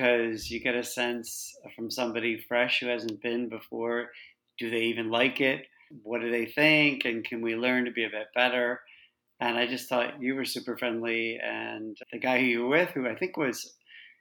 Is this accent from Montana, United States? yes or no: no; Chicago, Illinois, United States; moved away as an adult; also born or lived in California / New York; now in London, United Kingdom; I grew up in Chicago. I do live in London now, and I'm calling you from there